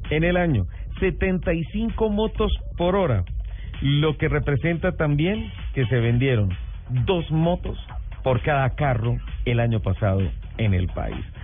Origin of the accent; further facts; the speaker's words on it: Bucaramanga, Santander, Colombia; Ojo con mi tierra, o sea, amo, mi tierra y amo también el, el santanderiano golpeado.